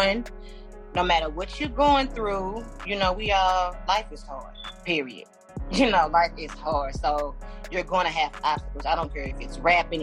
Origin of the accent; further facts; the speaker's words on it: St. Louis, Missouri, United States; I'm from St. Louis